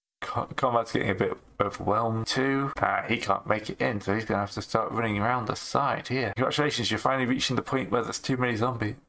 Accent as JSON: {"language": "English", "region": "England", "country": "United Kingdom", "said": "I am English, though."}